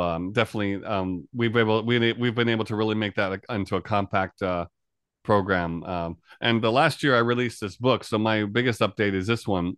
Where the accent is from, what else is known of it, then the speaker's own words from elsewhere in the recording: New York area, United States; moved away as an adult; now in Japan; I'm originally from New York area of the U S. I've been in Japan here for about a total of almost, coming up on twenty years